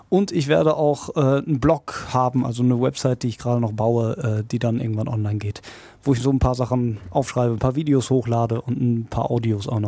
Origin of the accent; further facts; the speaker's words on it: Hagen, North Rhine-Westphalia, Germany; Ich äh, liebe ja meine Heimatstadt hier und äh, natürlich auch diesen Sender